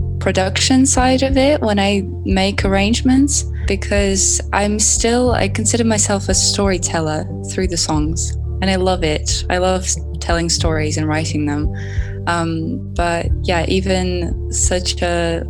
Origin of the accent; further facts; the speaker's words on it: Russia; now in Italy; I'm originally from Russia, but now I live in Italy.